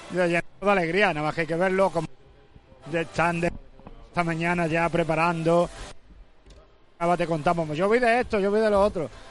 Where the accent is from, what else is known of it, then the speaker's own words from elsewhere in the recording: Alcalá de Guadaíra, Andalusia, Spain; Soy hermano de, Santa Marta, es de Nazareno en mi pueblo, en Alcalá de Guadaira, también salgo de Nazareno en la madrugada.